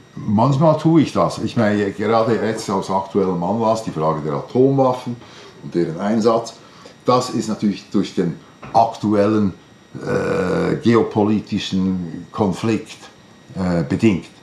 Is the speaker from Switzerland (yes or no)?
yes; Switzerland; bei uns in der Schweiz